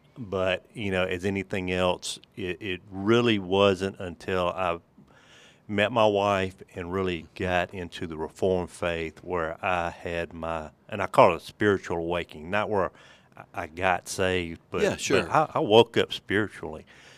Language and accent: English; Mississippi, United States; I grew up in Holmes County, Mississippi. My mother and father had four boys, God bless her.